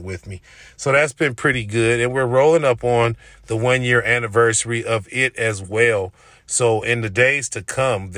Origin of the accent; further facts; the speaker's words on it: Oakland, California, United States; moved away; I'm still in my hometown, in my home area